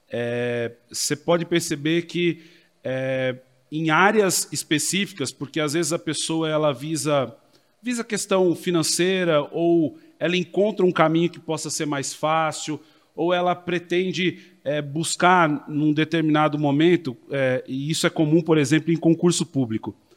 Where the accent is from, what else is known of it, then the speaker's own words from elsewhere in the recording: Americana, São Paulo, Brazil; Sou nascido em Americana, vivi parte da minha vida na cidade de São Paulo, regressei ao interior já num período é, entre a minha juventude e fase adulta